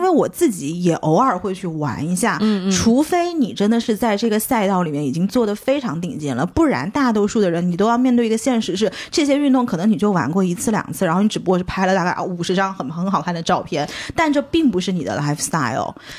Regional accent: Jiangxi, China; now in Shanghai, China; 作为一个江西人

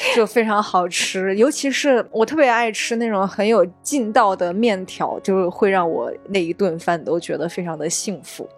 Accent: Sichuan, China; moved away; 在我们老家都会有一句俗话是说啊，四川人对一道菜最高级的夸奖方式是打包回去明天煮面

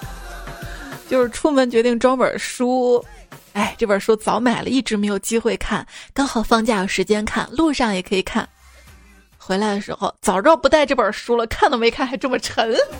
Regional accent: Xi'an, Shaanxi, China; 作为一名西安人

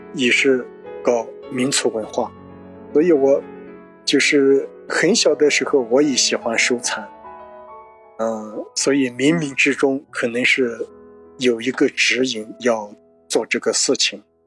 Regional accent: China; 我是从小出生在泸沽湖边

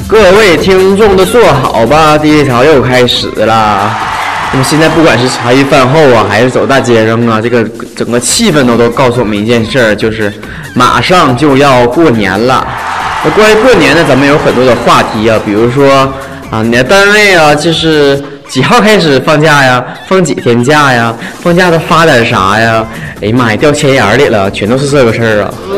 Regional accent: Northeast China, China; 咱们东北人

